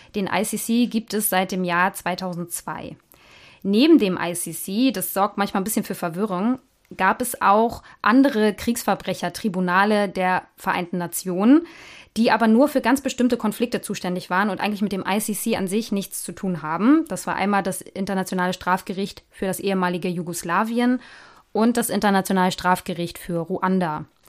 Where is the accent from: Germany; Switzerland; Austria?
Germany; bei uns in Deutschland